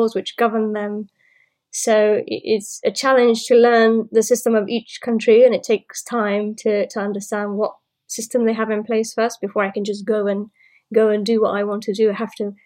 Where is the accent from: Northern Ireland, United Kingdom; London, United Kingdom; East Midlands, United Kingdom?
London, United Kingdom; moved away as an adult; now in Portsmouth, United Kingdom; And I also live in London, or I came from London